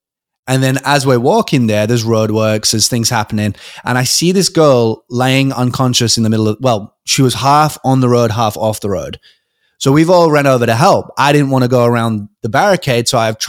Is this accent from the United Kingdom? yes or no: yes; United Kingdom; also born or lived in Adelaide, Australia; You know, I'd moved around because I'm British. I'd moved a couple of times and I had about 20 friends.